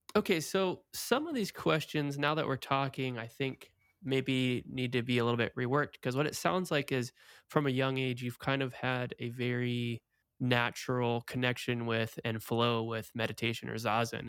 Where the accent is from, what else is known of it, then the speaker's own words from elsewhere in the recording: Oregon, United States; moved away as an adult; also born or lived in Portland, Oregon; now in Florida, United States; I grew up in Oregon. I lived in Portland, Oregon